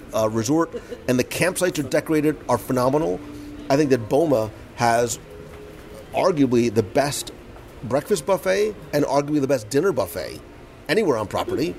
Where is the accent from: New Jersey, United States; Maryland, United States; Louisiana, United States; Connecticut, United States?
New Jersey, United States; Plainfield; I grew up in Plainfield, New Jersey